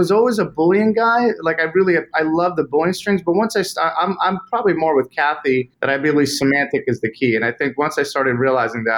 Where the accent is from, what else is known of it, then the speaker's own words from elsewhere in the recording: Boston, Massachusetts, United States; now in Charlotte, United States; I'm from Boston originally